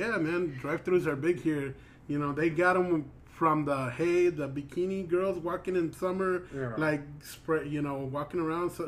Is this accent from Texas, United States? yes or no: yes; South Texas, United States; From South Texas